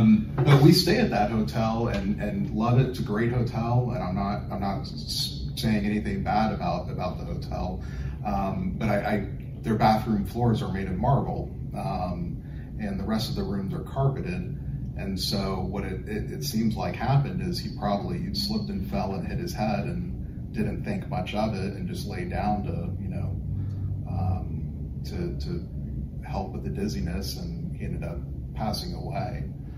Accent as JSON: {"language": "English", "town": "Orlando", "region": "Florida", "country": "United States", "moved": "yes", "said": "I'm actually from Orlando"}